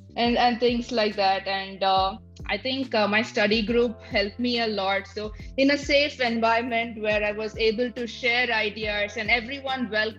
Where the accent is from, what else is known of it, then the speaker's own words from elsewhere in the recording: Tamil Nadu, India; moved away as an adult; also born or lived in Shillong; now in United States; I come from a remote tier two city or town in Tamil Nadu.